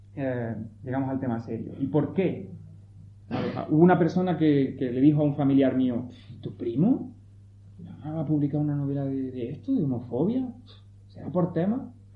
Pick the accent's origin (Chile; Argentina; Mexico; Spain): Spain; Pinos Puente, Andalusia; moved away; Soy de Pino